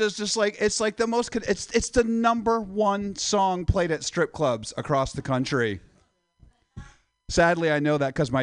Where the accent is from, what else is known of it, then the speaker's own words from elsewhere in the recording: Midwest, United States; moved away; I'm from the Midwest